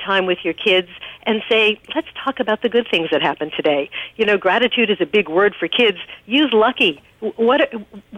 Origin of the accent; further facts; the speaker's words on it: New York, United States; I'm from New York